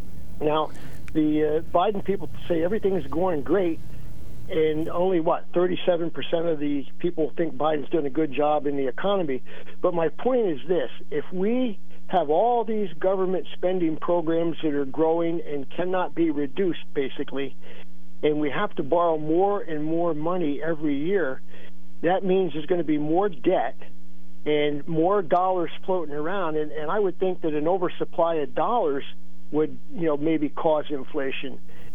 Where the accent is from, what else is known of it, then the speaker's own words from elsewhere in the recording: South Williamsport, Pennsylvania, United States; now in Bloomsburg, United States; I grew up in South Williamsport when they were building what they called a beltway there, which was an improvement of Route 220 through Williamsport.